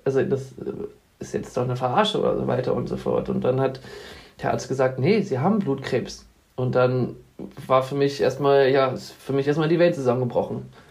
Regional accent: Wolfsburg, Lower Saxony, Germany; komme aus Wolfsburg, wohne dort in der Nähe in so einem kleinen Dörfchen namens Danndorf

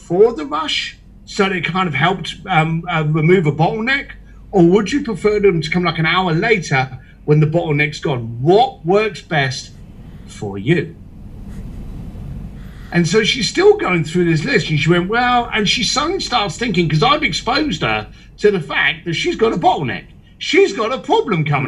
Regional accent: United Kingdom; moved away; also born or lived in Hong Kong; a British biker and a bricklayer

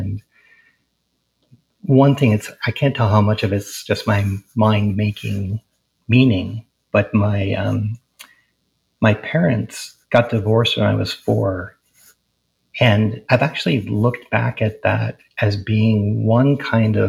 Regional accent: Providence, Rhode Island, United States; moved away as an adult; also born or lived in Portland, Oregon; I was born in Providence, Rhode Island, and my family were professors at Brown University, and I grew up on the east side of Providence

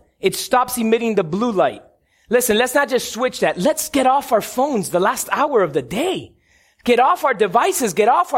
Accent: Cuba; I'm Cuban. I grew up on Cuban coffee in La Huirita at grandma's house

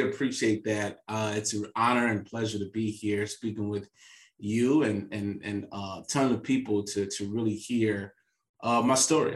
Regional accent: St. Louis, Missouri, United States; I'm from St. Louis, Missouri

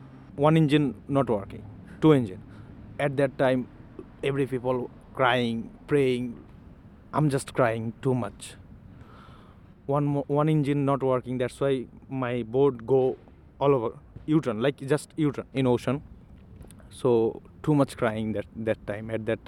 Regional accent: Noakhali, Chittagong Division, Bangladesh

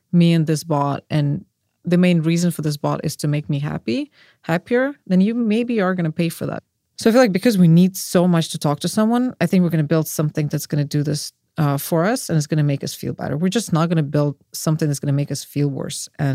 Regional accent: Russia; moved away; I'm from Russia

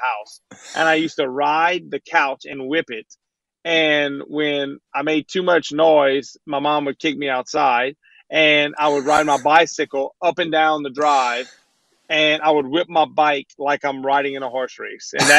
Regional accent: Lafayette area, Breaux Bridge, Louisiana, United States; my area, the Lafayette area, Breaux Bridge area

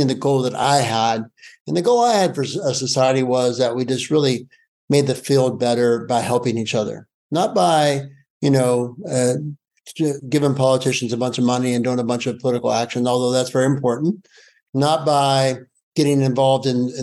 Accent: Appalachia, United States; I grew up in Appalachia as a poor coal miner's son

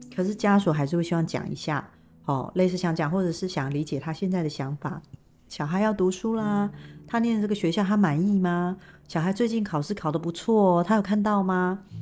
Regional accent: Taiwan; 最主要我们是台湾人

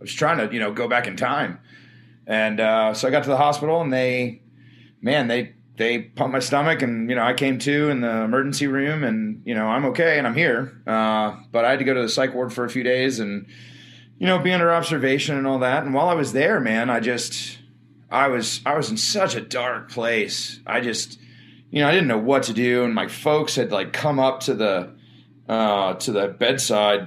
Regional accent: Maryland, United States; I'm from Maryland

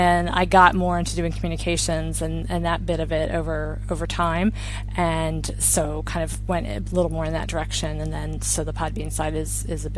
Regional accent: Maryland, United States; moved away as an adult; also born or lived in China; now in Spain; I'm from Maryland

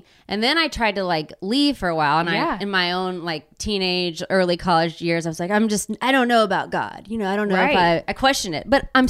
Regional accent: Texas, United States; You know, I'm from Texas.

